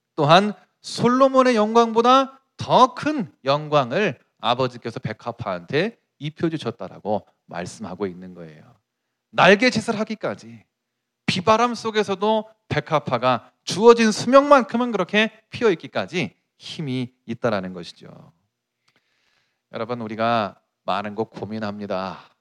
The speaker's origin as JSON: {"language": "Korean", "country": "South Korea", "said": "내 조국 이 한국에서 내가 한국인으로서"}